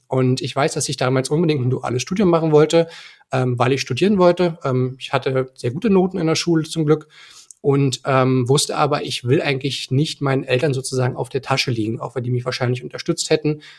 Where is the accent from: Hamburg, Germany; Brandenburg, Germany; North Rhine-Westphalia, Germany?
Brandenburg, Germany; Eisenhüttenstadt; ich bin in Eisenhüttenstadt geboren worden. Das ist eine ähm, ostbrandenburgische Grenzstadt